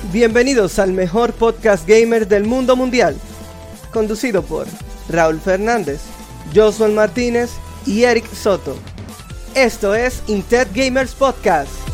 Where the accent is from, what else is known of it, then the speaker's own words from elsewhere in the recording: Dominican Republic; aquí estamos como dominicanos